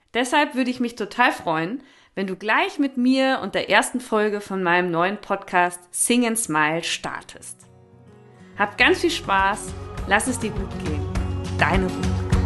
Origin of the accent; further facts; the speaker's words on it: Northern Germany, Germany; moved away as an adult; also born or lived in Vienna, Austria; now in near Vienna, Austria; Ursprünglich bin ich aus Norddeutschland